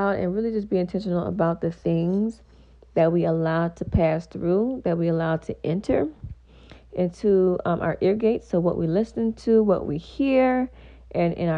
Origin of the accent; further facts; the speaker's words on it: Louisiana, United States; I am from Louisiana